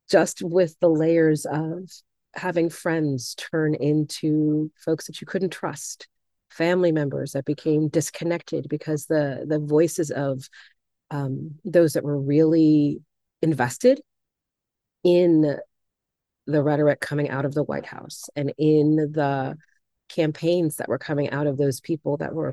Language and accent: English; Chicago, Illinois, United States; moved away as an adult; also born or lived in Bennington, Vermont; now in Vermont, United States; I am originally born and raised in Chicago, Illinois, and I moved out here um, sometime in the late 2000s, early 2008, 2009, came to visit Vermont and fell in love with Vermont